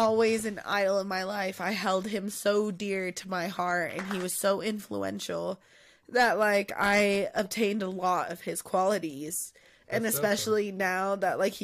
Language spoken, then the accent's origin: English; Pueblo, Colorado, United States; I'm from Pueblo